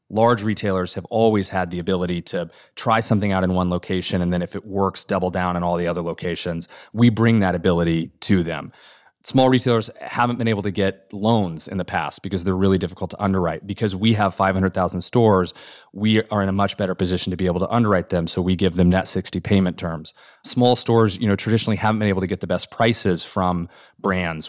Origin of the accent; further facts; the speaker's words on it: Norman, Oklahoma, United States; moved away; my hometown of Norman, Oklahoma, that when I was growing up